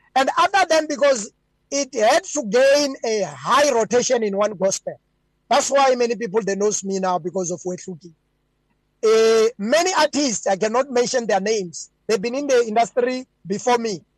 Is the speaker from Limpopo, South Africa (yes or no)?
yes; Venda, Limpopo, South Africa; also born or lived in Gauteng; I'm born in Gauteng and I grew up in Limpopo, Venda, uh, in the village called Hakaku, far in the mountains